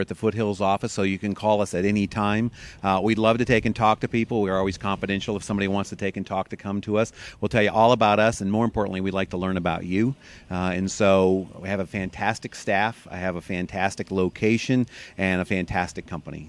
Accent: Tucson, Arizona, United States; also born or lived in Michigan; I'm from Michigan originally, but I've been here since fifth grade, so I love Tucson

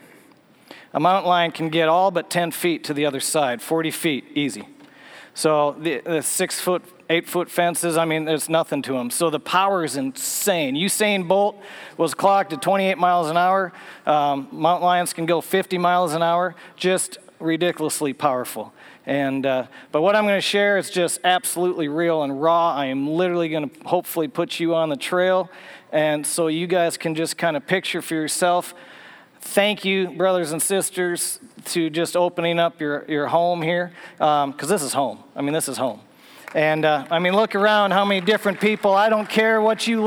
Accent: Minnesota, United States; moved away as an adult; now in Tennessee, United States; I grew up in Minnesota

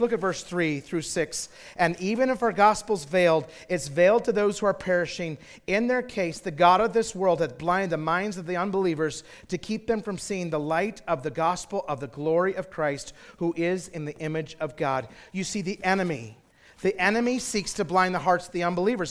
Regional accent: Twin Falls, Idaho, United States; I grew up in Twin Falls, Idaho

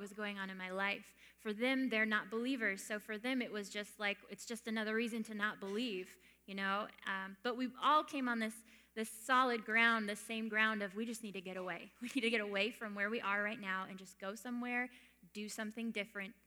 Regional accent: Maine, United States; moved away as an adult; also born or lived in Canada; I grew up in Maine. I was born and raised there.

